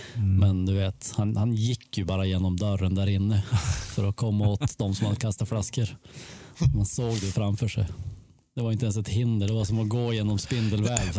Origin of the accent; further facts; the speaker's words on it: Sweden; hemma i Sverige